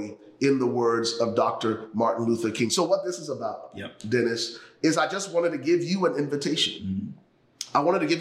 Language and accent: English; Liberia; now in United States; I am originally from Liberia, West Africa. The United States became home for me and my family 27 years ago.